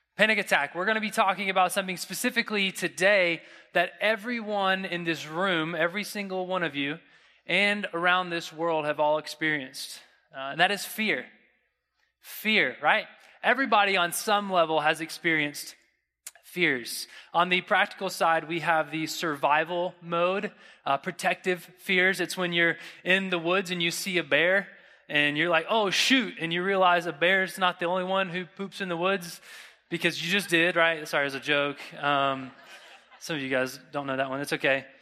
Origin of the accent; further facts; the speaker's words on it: Florida, United States; I'm from Florida